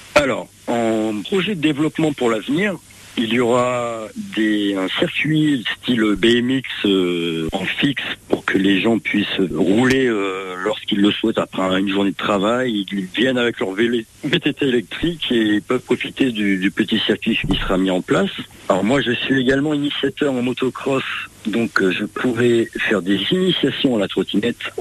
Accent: Creuse, Nouvelle-Aquitaine, France; je suis de Creuse, je suis né en Creuse, je suis creusois

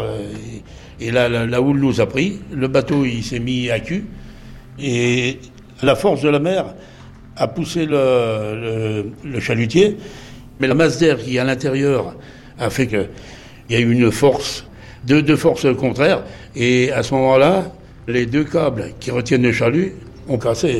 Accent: Les Sables-d'Olonne, Pays de la Loire, France; je suis des Sables l'One, ancien marin-pêcheur

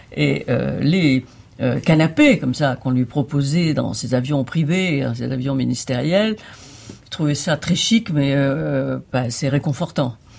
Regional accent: Nice, Provence-Alpes-Côte d'Azur, France; moved away; je viens du Midi et le Midi, l'art lyrique est quand même important. Donc aussi aussi loin que je remonte, j'ai assisté toute petite déjà à des représentations ou à l'Opéra de Nice ou à l'Opéra de Monte Carlo

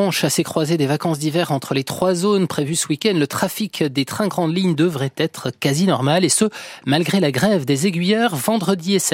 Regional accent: France; chez nous, en France

